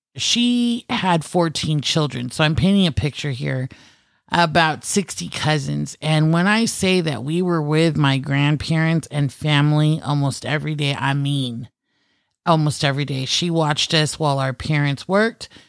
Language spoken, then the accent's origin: English; Philippines; being Filipino, cooking and food is a huge Everything. part of my culture